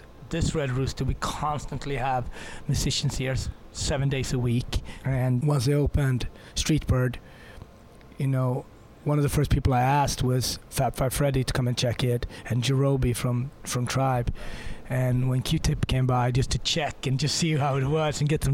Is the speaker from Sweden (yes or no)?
yes; Sweden; I grew up in Sweden